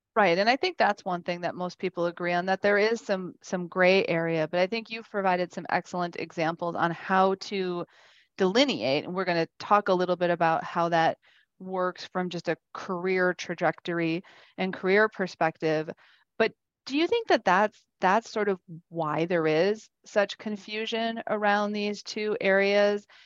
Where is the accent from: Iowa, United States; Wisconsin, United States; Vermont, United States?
Wisconsin, United States; I'm from Wisconsin